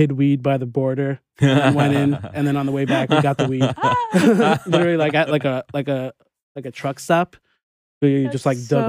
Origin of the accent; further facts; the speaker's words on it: New York, United States; I grew up in New York